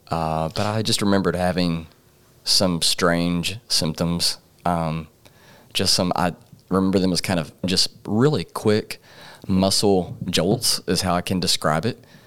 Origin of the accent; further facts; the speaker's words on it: Paragould, Arkansas, United States; also born or lived in Jonesboro, Arkansas; raised in Paragold, Arkansas.